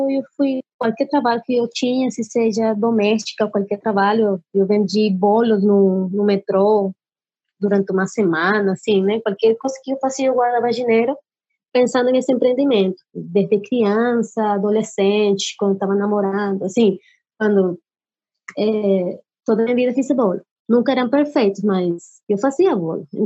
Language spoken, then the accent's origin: Portuguese; Colombia; Portuguese is a second language; now in Brazil; Café, que eu gosto do café, Colômbia e tal, que venho da Colômbia, o café é bom, aqui em Brasil também é bom café